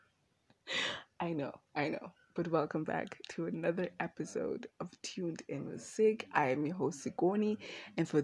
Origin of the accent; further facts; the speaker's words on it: Windhoek, Khomas, Namibia; I am from Windhoek